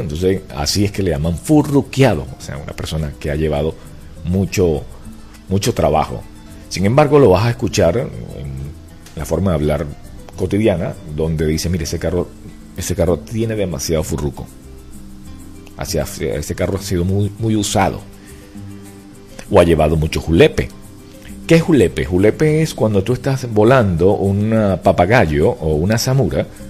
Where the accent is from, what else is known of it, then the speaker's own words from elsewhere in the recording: Venezuela; now in United States; la forma de hablar del venezolano. Inclusive una de las cosas que a mí me, da, me llama la atención es que sin darnos cuenta usamos ciertas expresiones